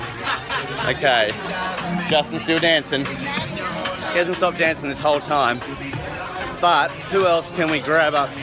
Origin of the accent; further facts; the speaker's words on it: Australia; as an Australian